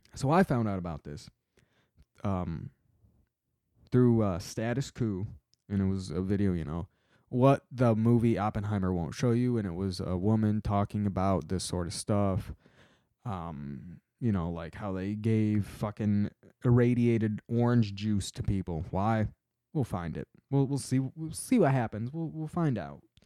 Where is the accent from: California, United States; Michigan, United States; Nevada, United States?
Michigan, United States; my home state